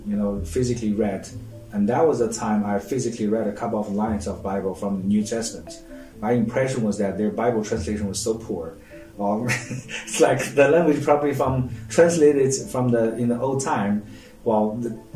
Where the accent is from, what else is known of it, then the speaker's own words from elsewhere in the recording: China; accent: Chinese; English is a second language; moved away as an adult; now in South Africa; I'm coming from China